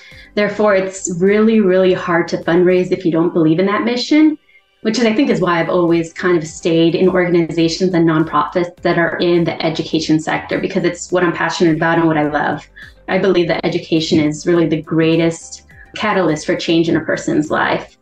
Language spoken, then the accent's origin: English; Miami, Florida, United States; moved away as an adult; I graduated from the public school system in Miami-Dade County, where we had 900 students in my graduating class